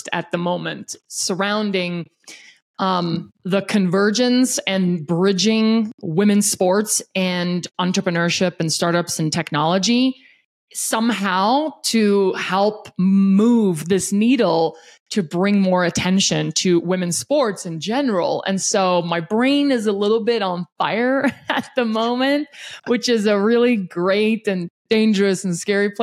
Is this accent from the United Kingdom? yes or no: no; South Africa; now in Denver, United States; I was born and raised in South Africa